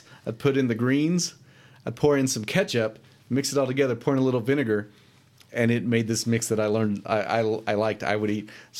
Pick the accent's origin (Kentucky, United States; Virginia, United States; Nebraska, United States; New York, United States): Kentucky, United States; Powell County; born or raised there